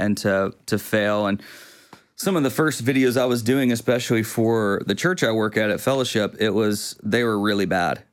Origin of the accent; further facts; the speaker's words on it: Quitman, Texas, United States; also born or lived in Tyler; now in Longview, United States; I grew up in Quitman